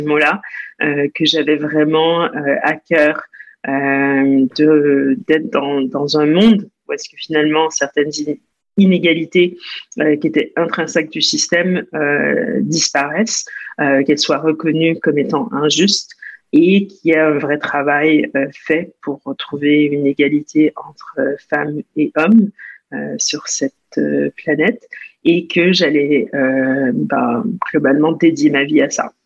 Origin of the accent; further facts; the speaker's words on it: Montreal, Quebec, Canada; moved away as an adult; also born or lived in New Jersey, United States; now in France; Je née aux États-Unis, au New Jersey, mais j'ai grandi au Canada à Montréal